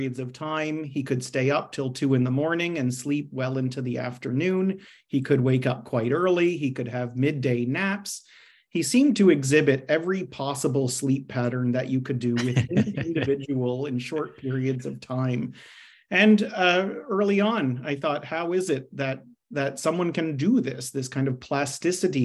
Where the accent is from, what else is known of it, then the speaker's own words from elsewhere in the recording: Canada; now in Australia; as the accent might betray, I'm not Australian, but I'm rather from Canada